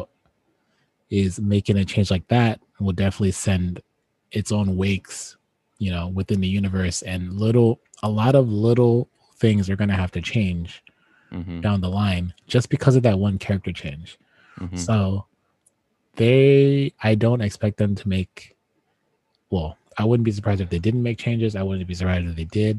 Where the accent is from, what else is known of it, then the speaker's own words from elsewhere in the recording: United States; being American